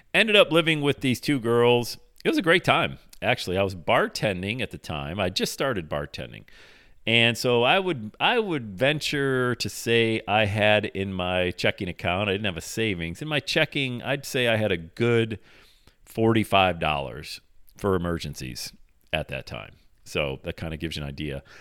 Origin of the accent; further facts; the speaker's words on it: Bradford, Pennsylvania, United States; moved away as an adult; also born or lived in Buffalo, New York; My hometown's Bradford, PA, 80 miles south of there